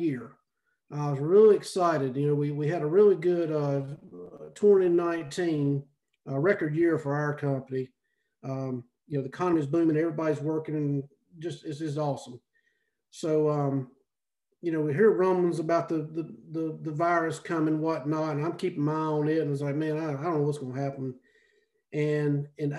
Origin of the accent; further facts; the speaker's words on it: Salisbury, North Carolina, United States; moved away as an adult; now in Oxford, United States; I'm originally from Salisbury, North Carolina